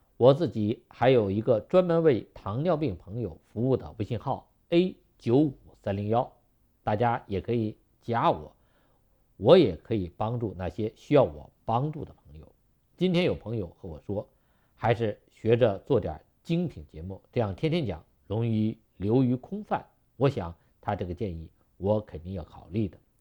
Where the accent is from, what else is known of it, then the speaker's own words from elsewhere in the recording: China; 我们中国人过去没有那么多的肉和油